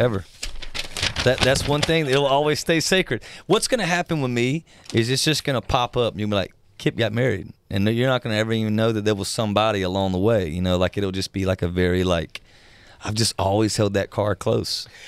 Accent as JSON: {"language": "English", "region": "South Georgia", "country": "United States", "tie": "born or raised there", "moved": "yes", "said": "I'm from the South, uh, South Georgia, and much of the people I grew up"}